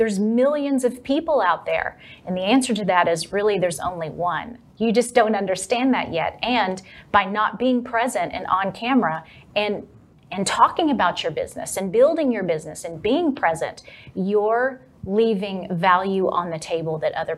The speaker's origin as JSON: {"language": "English", "region": "Texas", "country": "United States", "accent": "Texas", "said": "The second hardest thing, though, was getting rid of my Texas accent."}